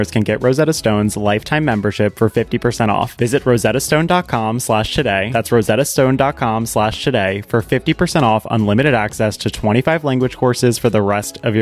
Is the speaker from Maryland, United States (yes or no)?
yes; Maryland, United States; moved away; I grew up in Maryland